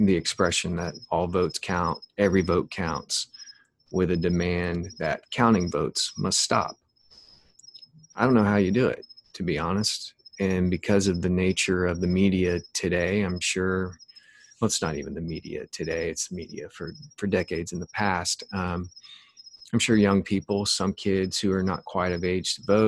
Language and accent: English; United States; we as American citizens